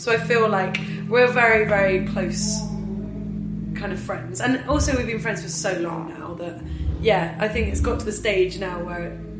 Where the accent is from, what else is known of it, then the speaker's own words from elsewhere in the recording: England, United Kingdom; And because it's like a nationalist German town, and we're English, we weren't allowed to go outside out of the venue